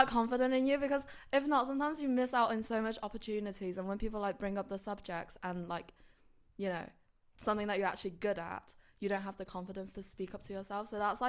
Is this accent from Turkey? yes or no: no; China; now in Birmingham, United Kingdom; Well, I feel like growing up in China, we've always been taught to be like humble.